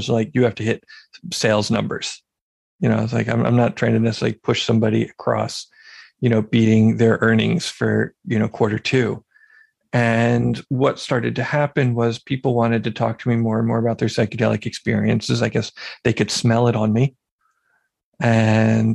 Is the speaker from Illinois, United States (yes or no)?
no; Philadelphia, Pennsylvania, United States; moved away; I had moved back to my hometown of Philadelphia